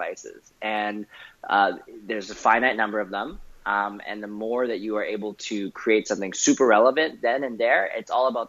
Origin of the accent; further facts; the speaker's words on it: Vancouver, British Columbia, Canada; I grew up in Canada, in Vancouver